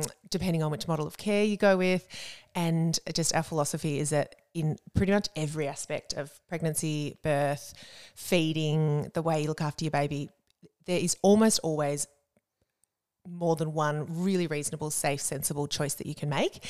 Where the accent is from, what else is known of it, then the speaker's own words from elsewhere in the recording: Warrnambool, Victoria, Australia; moved away as an adult; also born or lived in Melbourne; now in Geelong, Australia; grew up down in Warrnambool a couple of hours down the highway